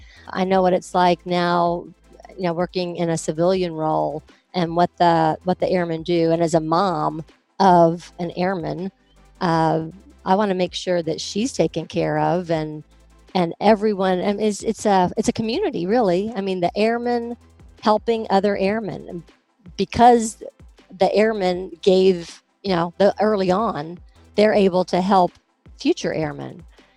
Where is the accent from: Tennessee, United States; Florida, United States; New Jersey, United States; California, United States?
Florida, United States; Tampa; born there; I was born at MacDill Air Force Base in Tampa, Florida. I grew up in that Air Force family.